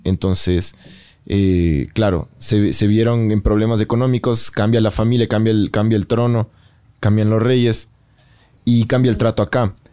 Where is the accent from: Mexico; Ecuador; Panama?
Ecuador; los ecuatorianos en general somos